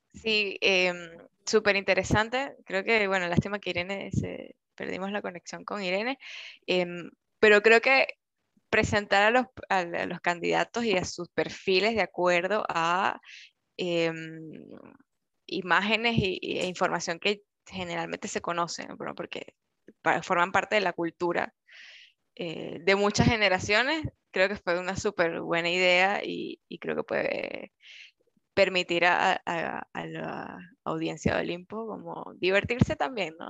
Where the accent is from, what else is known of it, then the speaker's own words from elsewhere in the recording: Venezuela; now in Chile; en mi caso que soy venezolana